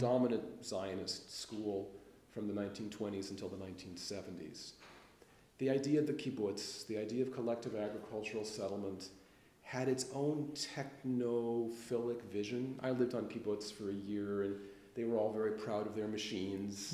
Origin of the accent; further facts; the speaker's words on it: Los Angeles, California, United States; But I grew up in Los Angeles